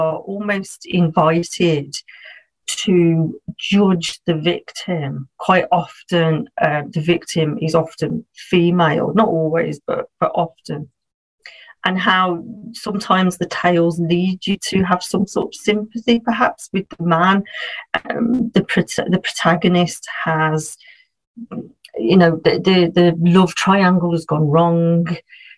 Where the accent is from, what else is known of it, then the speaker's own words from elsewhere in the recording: Birmingham, West Midlands, United Kingdom; moved away as an adult; now in near Liverpool, United Kingdom; I come from a place in England called Birmingham